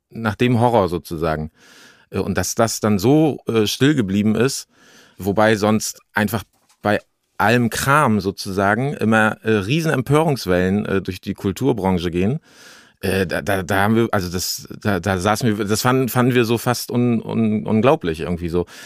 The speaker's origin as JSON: {"language": "German", "town": "Greifswald", "region": "Mecklenburg-Vorpommern", "country": "Germany", "said": "bei uns in Greifswald und da hat mein Vater damals äh, uns so ein Raum-in-Raum-Konzept richtig reingebaut"}